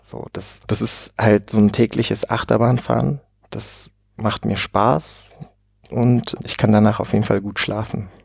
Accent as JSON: {"language": "German", "town": "Oberhausen", "region": "North Rhine-Westphalia", "country": "Germany", "tie": "born or raised there", "moved": "yes", "said": "in Oberhausen im schönen Ruhrpott aufgewachsen und habe 20 Jahre dort auch gelebt"}